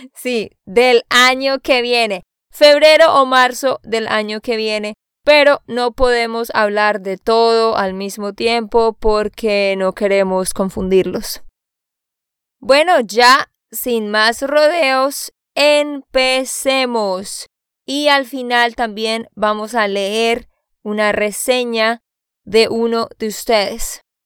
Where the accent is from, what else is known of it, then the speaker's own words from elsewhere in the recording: Santander, Colombia; de Santander, Colombia